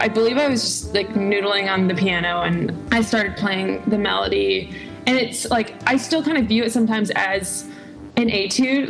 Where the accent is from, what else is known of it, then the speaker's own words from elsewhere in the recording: Southern California, United States; also born or lived in Durham, North Carolina / Chicago; spent most of my upbringing in Southern California